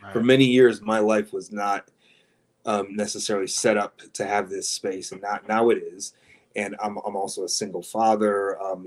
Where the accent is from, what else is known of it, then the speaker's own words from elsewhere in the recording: Dearborn, Michigan, United States; I grew up literally across the street from Detroit proper in Dearborn, Michigan, which is a kind of big working class Arab American enclave